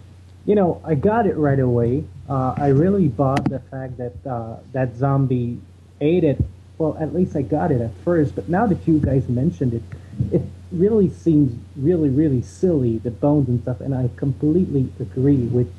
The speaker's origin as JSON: {"language": "English", "town": "Montreal", "region": "Quebec", "country": "Canada", "said": "I'm from Montreal."}